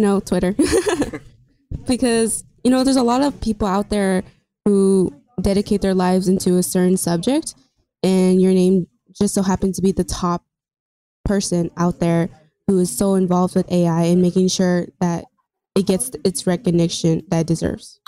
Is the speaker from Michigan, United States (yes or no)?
no; Covina, California, United States; I've always been here. I grew up here in Covina, California